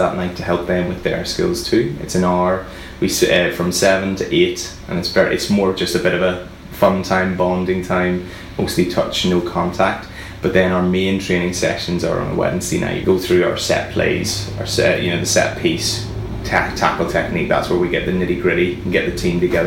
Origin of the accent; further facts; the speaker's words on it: Belfast, Northern Ireland, United Kingdom; moved away as an adult; also born or lived in Edinburgh; now in Pembrokeshire, United Kingdom; Well, I'm from Belfast originally